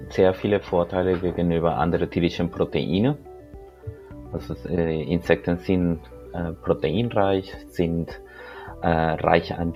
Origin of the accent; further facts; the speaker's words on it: Colombia; moved away as an adult; now in Germany; Ähm, ich bin in Kolumbien geboren. Ähm, ich bin dort in Kolumbien aufgewachsen. Und 2004 bin ich von Kolumbien nach Deutschland gekommen, um hier zu studieren